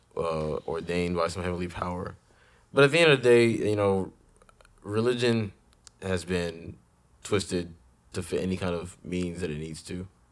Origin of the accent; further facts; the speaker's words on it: Ghana; moved away; when I grew up in Ghana